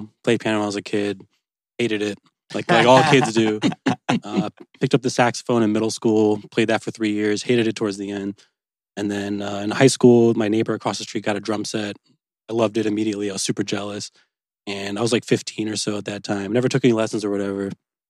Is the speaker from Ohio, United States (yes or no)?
yes; Toledo, Ohio, United States; I grew up in Toledo, Ohio.